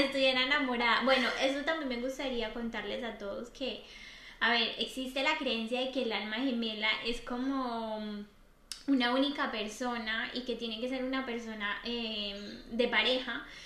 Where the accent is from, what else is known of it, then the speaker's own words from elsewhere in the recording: Colombia; now in Murcia, Spain; yo soy de Colombia